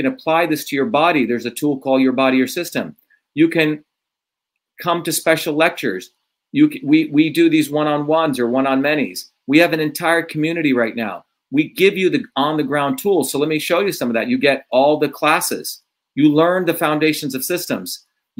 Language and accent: English; India; moved away; growing up in India as a low caste